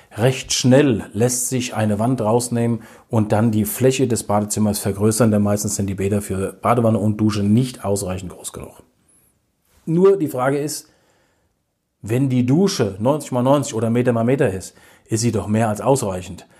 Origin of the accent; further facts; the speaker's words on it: Hesse, Germany; wir kommen aus Hessen